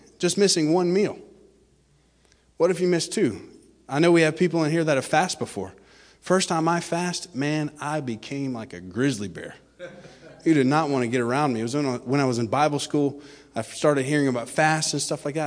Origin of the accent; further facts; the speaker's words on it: Florida, United States; I'm from Florida originally